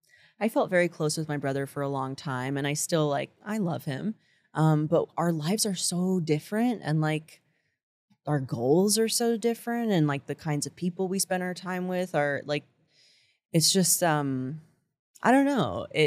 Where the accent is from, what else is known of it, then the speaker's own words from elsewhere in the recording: Englewood, New Jersey, United States; also born or lived in Boston; now in New York, United States; I'm from Englewood.